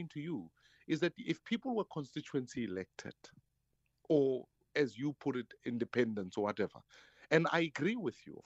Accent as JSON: {"language": "English", "town": "Soweto", "region": "Gauteng", "country": "South Africa", "tie": "born or raised there", "said": "when I grew up in Dobsonville"}